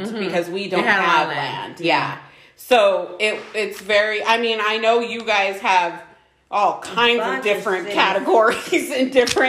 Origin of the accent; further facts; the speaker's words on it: High Desert, California, United States; we grew up in the High Desert